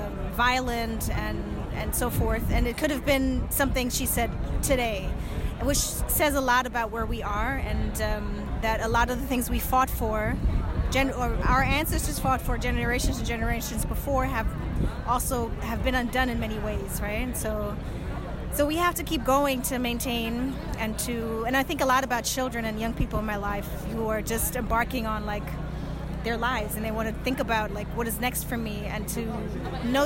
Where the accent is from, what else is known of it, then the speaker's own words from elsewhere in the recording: Berlin, Germany; moved away as an adult; also born or lived in New York; I'm from Berlin originally, where I also grew up, but then I lived in New York for 15 years or so